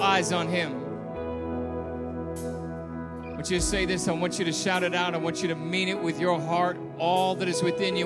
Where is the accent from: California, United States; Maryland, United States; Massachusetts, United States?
California, United States; Southern; I grew up in SoCal